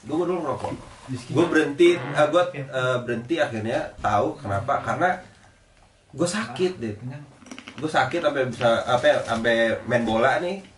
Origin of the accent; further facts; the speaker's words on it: Aceh, Indonesia; jadi saya dari Aceh eh, istri saya itu orang Jakarta kita nikahnya di Jakarta keluarga saya yang dari Aceh datang kan